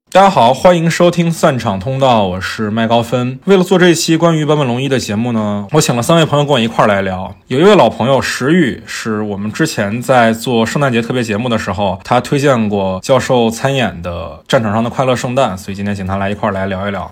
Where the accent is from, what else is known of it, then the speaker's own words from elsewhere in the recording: Fujian, China; moved away; 我们老家福建